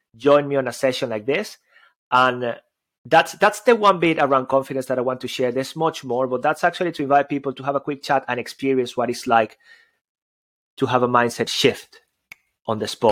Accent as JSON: {"language": "English", "country": "Venezuela", "moved": "yes", "said": "I've got an accent. I come from Venezuela."}